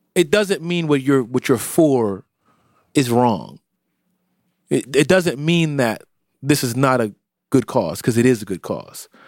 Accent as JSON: {"language": "English", "town": "Philadelphia", "region": "Pennsylvania", "country": "United States", "tie": "born or raised there", "also_born_or_lived": "Florida", "said": "I spent the majority of my time in Philadelphia. I was born here and I spent the majority of my time here. So I am a Philadelphian. I was raised here in a lot of ways"}